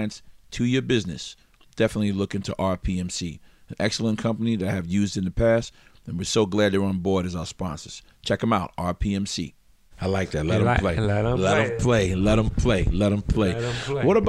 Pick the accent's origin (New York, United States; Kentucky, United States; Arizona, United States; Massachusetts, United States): New York, United States; I'm from New York